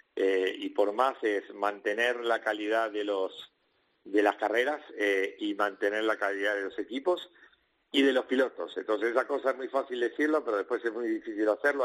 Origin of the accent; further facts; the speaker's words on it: Argentina; moved away as an adult; now in Spain; yo salí hace 20 años de mi país y en mi país, que es Argentina